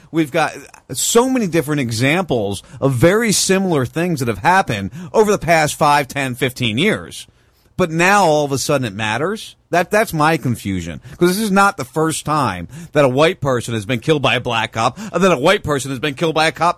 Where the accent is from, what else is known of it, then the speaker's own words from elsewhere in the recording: Punta Gorda, Florida, United States; my hometown? Uh, in Punta Gorda, Florida